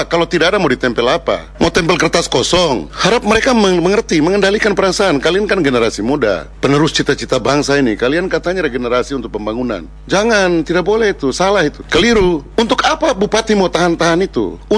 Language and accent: Indonesian; Papua, Indonesia; Saya ini orang Papua. Kita pertaruhkan semua itu.